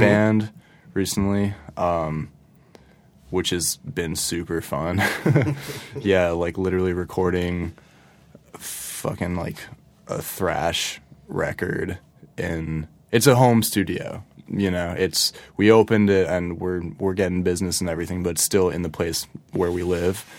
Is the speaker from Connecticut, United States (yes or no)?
yes; Ridgefield, Connecticut, United States; moved away; I grew up in Ridgefield, which is in Fairfield County